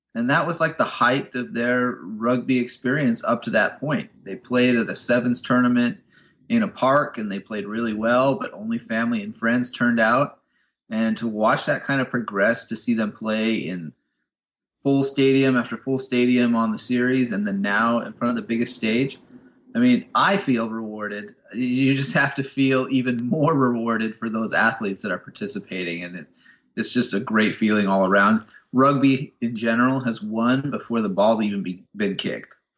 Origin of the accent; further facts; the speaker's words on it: United States; As an American